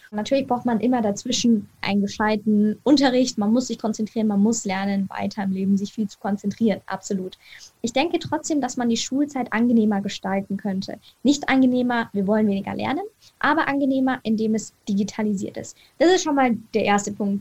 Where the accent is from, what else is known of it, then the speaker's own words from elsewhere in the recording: Munich, Bavaria, Germany; ich komme aus München, das heißt, ich bin Munich City Girl